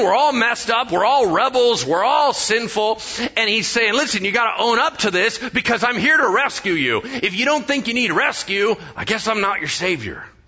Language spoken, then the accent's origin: English; United States; I'm American, so I mispronounce everything.